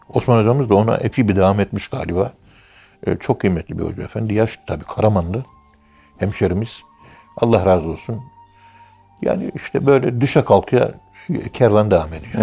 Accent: Turkey

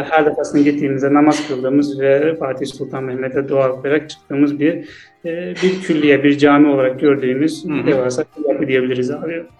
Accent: Azerbaijan; also born or lived in Istanbul, Turkey; Azerbaycan'danım ben de.

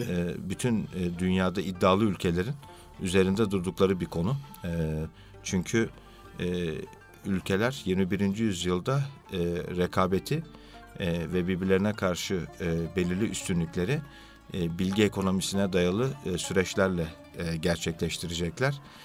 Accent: Istanbul, Turkey; 1965 e, İstanbul doğumluyum.

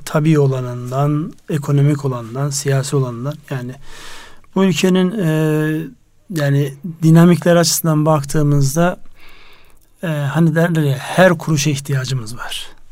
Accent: Konya, Turkey; memleketim orada Konya var

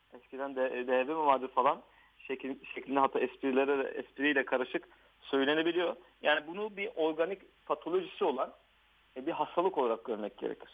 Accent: Diyarbakır, Diyarbakır Province, Turkey; moved away as an adult; also born or lived in Ankara / Şırnak; now in Istanbul, Turkey; ben 1983 Diyarbakır doğumluyum. Evet ee, eğitimimi liseye kadar Diyarbakır'da

